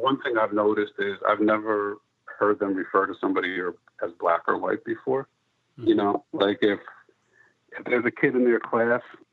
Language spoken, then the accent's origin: English; Philadelphia, Pennsylvania, United States; now in New York City, United States; I grew up in Philadelphia.